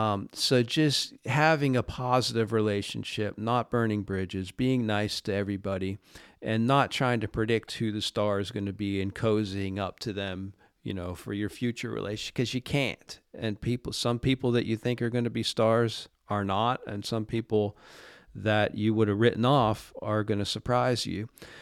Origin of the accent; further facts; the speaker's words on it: Pittsburgh, Pennsylvania, United States; Well, you know, I grew up in Pittsburgh, and when I was growing up, the Penguins were not very good.